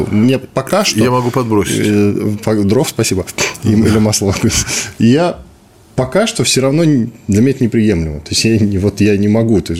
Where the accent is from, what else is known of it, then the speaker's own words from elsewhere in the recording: Moscow, Russia; Да, я из